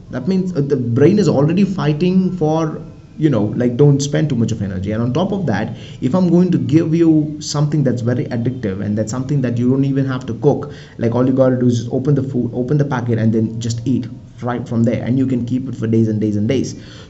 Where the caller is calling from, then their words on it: India; I mean, I'm recording this from India, right? So India is mostly known for scarcity, malnutrition, slavery, and all that.